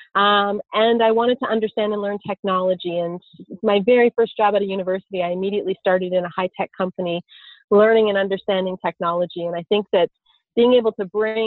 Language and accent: English; Stratford, Ontario, Canada; I'm Canadian. I grew up in a small town in southern Ontario called Stratford